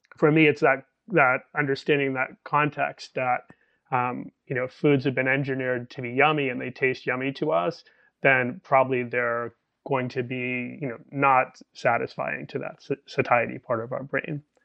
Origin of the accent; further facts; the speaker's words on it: Boston, Massachusetts, United States; moved away; I'm Irish American from Boston originally